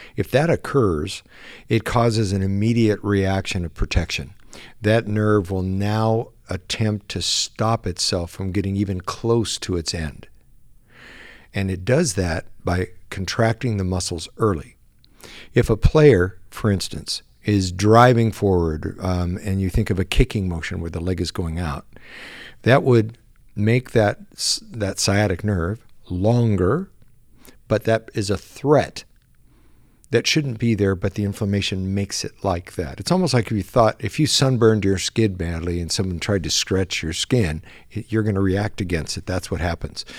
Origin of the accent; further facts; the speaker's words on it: San Diego, California, United States; I was born and raised in San Diego